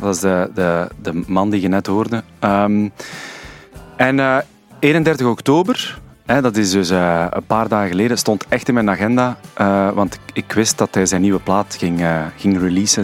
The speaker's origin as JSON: {"language": "Dutch", "town": "Sint-Niklaas", "region": "Flanders", "country": "Belgium", "moved": "yes", "said": "We zijn samen van Sint-Niklaas, ja. Ik ben daar weggetrokken"}